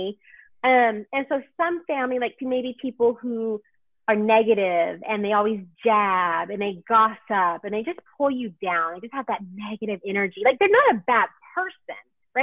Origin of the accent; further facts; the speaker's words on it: Houston, Texas, United States; I'm from Houston, Texas